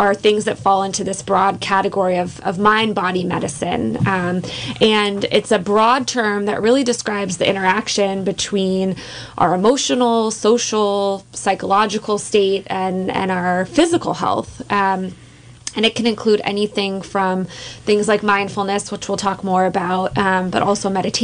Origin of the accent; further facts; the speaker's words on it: East Bay area, California, United States; moved away as an adult; also born or lived in San Francisco; now in Mendocino County, United States; I am a lifelong California resident. I grew up in the East Bay area